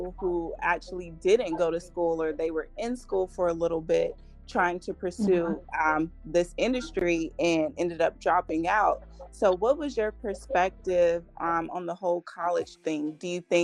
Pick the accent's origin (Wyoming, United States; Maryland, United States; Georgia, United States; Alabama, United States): Georgia, United States; Columbus; moved away as an adult; also born or lived in Valdosta, Georgia; now in Atlanta, United States; I was born and raised in Columbus, Georgia, which is a small town